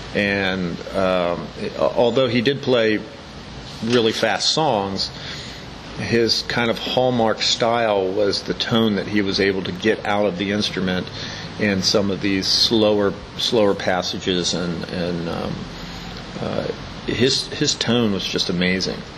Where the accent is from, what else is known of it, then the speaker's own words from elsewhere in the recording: Hagerstown, Maryland, United States; I grew up in Hagerstown, and um, um, basically, I've lived here all my life